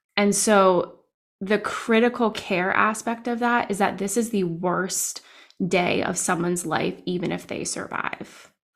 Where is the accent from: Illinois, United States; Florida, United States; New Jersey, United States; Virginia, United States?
New Jersey, United States; now in Downingtown, United States; I'm also from New Jersey